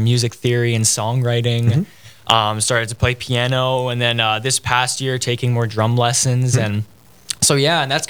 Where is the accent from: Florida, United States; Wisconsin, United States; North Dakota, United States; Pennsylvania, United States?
North Dakota, United States; Fargo; I'm from Fargo.